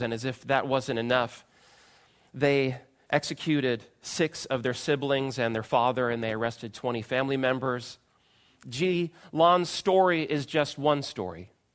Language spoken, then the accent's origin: English; United States; as American Christians